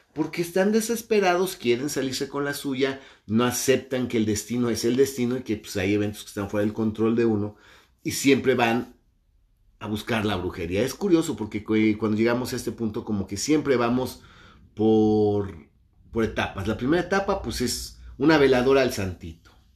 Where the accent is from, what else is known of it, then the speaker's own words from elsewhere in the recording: Mexico; mi país, México